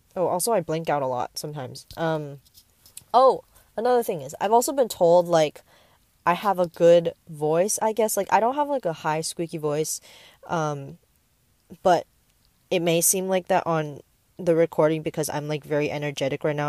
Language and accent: English; Bay Area, California, United States; also born or lived in Taipei, Taiwan; I am from the Bay Area, and I've grown up here. I was born and raised here